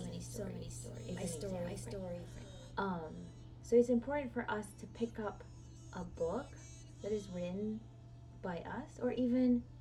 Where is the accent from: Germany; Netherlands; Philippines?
Philippines; Iloilo City, Western Visayas; moved away; I'm a foreign-born Filipina who grew up in Iloilo City